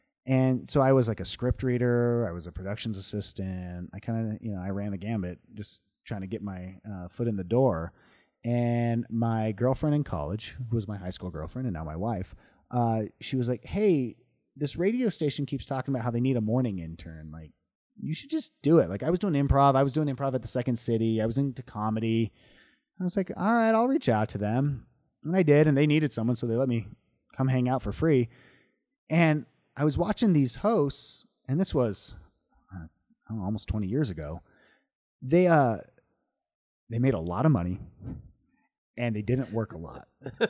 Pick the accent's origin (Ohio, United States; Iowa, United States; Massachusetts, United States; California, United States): California, United States; Long Beach; moved away; Yeah, I grew up in Long Beach, California.